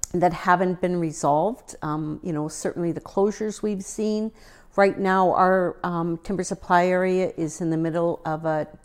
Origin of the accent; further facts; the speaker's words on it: Ontario, Canada; also born or lived in Manitoba; I grew up in Northern Ontario.